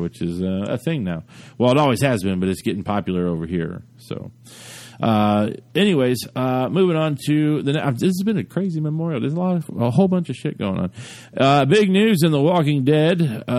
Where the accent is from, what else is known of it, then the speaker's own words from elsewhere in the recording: United Kingdom; I don't want to do that. I'm British and I'm nice.